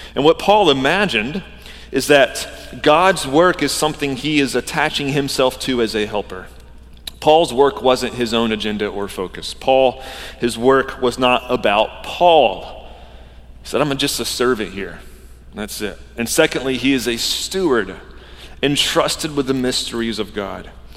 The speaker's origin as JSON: {"language": "English", "region": "Georgia", "country": "United States", "tie": "born or raised there", "moved": "yes", "said": "I grew up in Georgia"}